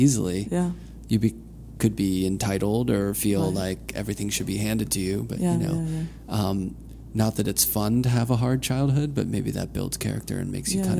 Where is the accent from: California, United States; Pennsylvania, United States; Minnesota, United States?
Pennsylvania, United States; Pittsburgh; I grew up in Pennsylvania and, you know, in Pittsburgh, and went to school at Penn State